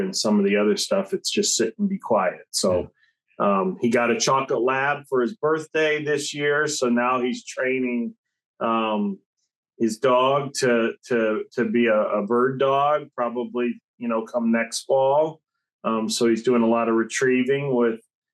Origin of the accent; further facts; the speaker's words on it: Illinois, United States; we're from Illinois.